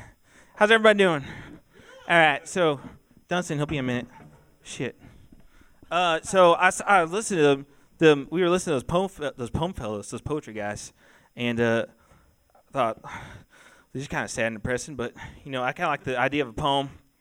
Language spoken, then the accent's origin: English; Terre Haute, Indiana, United States; We're from Terre Haute. Don't tell us if we say it wrong because we're from there.